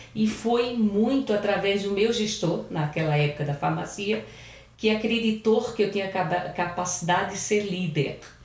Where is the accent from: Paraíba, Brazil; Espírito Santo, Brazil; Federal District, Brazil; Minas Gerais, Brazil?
Paraíba, Brazil; moved away as an adult; now in São Paulo, Brazil; eu sou paraibana